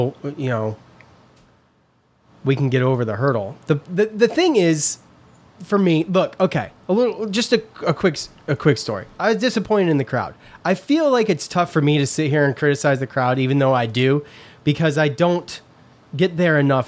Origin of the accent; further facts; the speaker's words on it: East Syracuse, New York, United States; growing up in East Syracuse